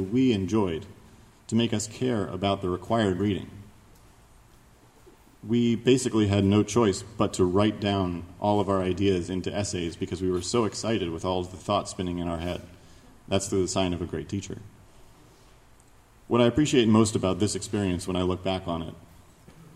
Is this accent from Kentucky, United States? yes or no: yes; Kentucky, United States; I was born in Kentucky, which according to some definitions lies in the Bible Belt. Others disagree, but Christianity was certainly a strong presence in my childhood